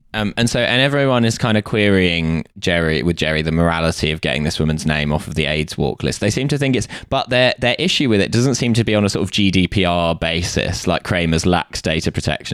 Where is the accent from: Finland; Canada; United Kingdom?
United Kingdom; having grown up in a household full of people who do and being British